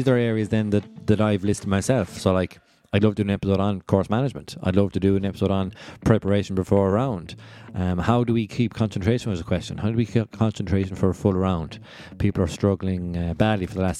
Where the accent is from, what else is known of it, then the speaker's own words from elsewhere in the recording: Kilfenora, Munster, Ireland; I grew up in Kilfenora, about 10 minutes from Lahinch